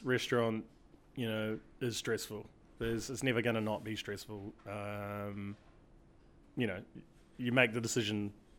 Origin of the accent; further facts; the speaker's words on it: Auckland, New Zealand; moved away as an adult; now in New York City, United States; Well, I'm from West Auckland, so I'm not really the most fine dining dude. I'm a bit of a bogan